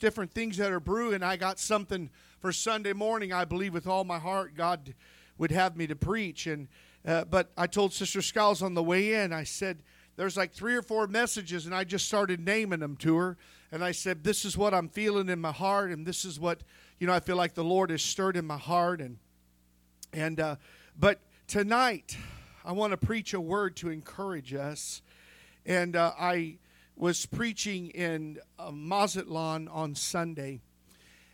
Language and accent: English; United States; we're foreigners. We're from the United States